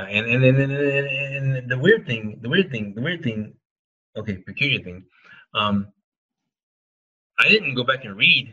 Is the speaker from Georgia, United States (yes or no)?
yes; South Georgia, United States; I'm from South Georgia